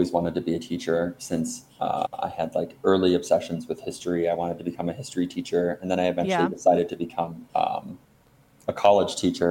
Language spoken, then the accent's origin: English; Detroit, Michigan, United States; I also grew up, I was raised in Detroit, but my family moved out to the suburbs